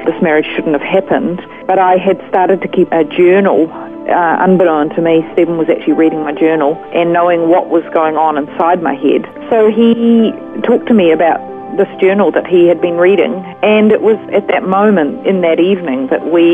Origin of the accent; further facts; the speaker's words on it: Auckland, New Zealand; moved away as an adult; now in Australia; I was raised in Auckland, New Zealand.